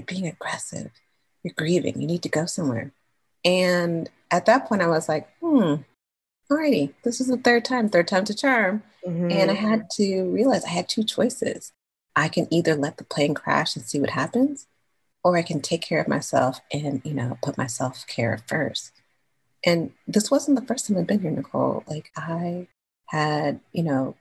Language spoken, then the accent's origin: English; California, United States; I'm from California